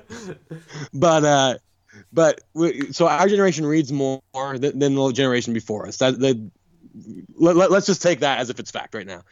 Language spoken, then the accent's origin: English; California, United States; now in Austin, United States; I'm from California